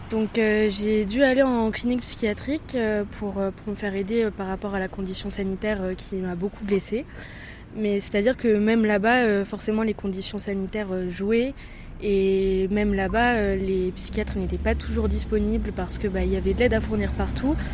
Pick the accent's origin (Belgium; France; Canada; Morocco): France; north of Deux-Sèvres, Nouvelle-Aquitaine; moved away as an adult; now in Poitiers, France; de Toire, dans le nord de Sèvres, et voilà, je suis venue faire mes études à Poitiers.